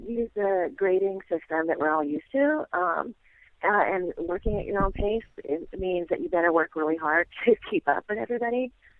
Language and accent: English; Tacoma, Washington, United States; now in Olympia, United States; I'm from Tacoma, Washington, which is, I don't know, 30 miles or so from here, but had never really spent any time in Olympia.